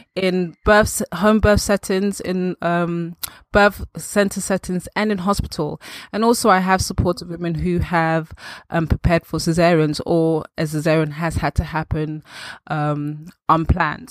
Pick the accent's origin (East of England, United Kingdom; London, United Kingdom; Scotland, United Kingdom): London, United Kingdom; also born or lived in Accra, Ghana; I was actually born in Ghana. And f, when I was around two, three years old, my family traveled and settled in the U K, London. And I've been here ever since. I grew up in Northwest